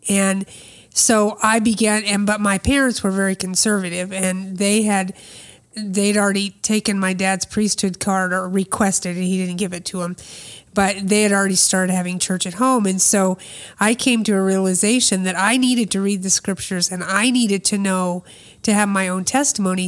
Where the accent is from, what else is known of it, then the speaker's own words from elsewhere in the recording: Des Moines, Iowa, United States; I was born in Des Moines, Iowa